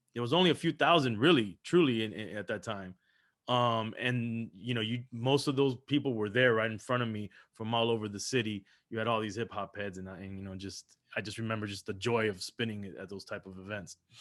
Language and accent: English; Miami, Florida, United States; also born or lived in Los Angeles, California; grew up here in Miami, Florida, so, so I grew up in Miami